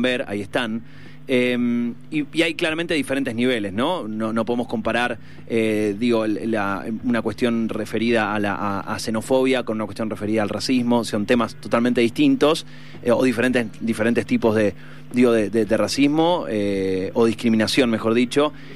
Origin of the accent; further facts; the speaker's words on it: Argentina; nosotros como, como argentinos